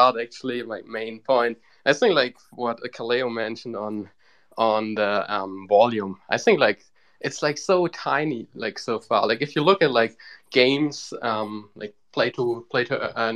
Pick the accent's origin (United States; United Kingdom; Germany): Germany; Bavaria; I'm actually like from Bavaria.